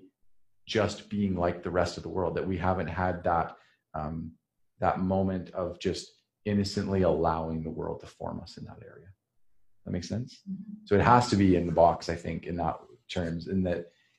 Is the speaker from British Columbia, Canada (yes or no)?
no; Saskatchewan, Canada; moved away; almost no Mennonites around where I grew up in Saskatchewan